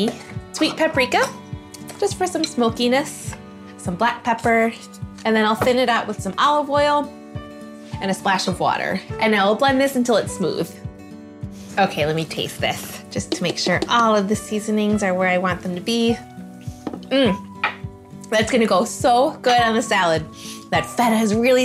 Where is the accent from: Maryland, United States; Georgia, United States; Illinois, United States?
Illinois, United States; Chicago; now in North Dakota-Minnesota border, United States; I grew up in Chicago